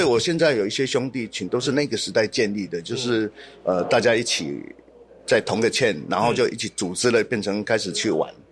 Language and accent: Chinese; Wanluan, near Laiyi, Pingtung County, Taiwan; also born or lived in Bethany Children's Home, Pingtung; 我小时候在乡下，我们在万峦，就靠近来义。我嗯。我家其实在来义的门外面。嗯。然后家里那时候种莲雾